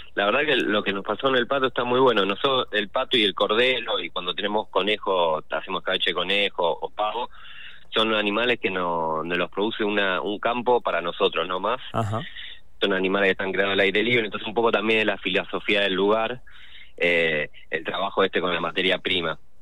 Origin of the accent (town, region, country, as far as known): Rosario, Santa Fe, Argentina